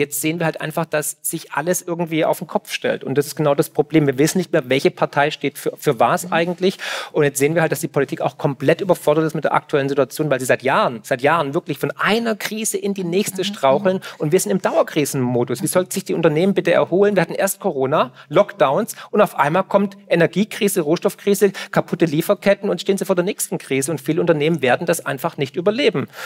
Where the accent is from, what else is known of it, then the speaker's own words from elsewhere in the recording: Swabia, Germany; ja, ich komme aus dem Schwabenland, wir verwenden nur noch den Waschlappen.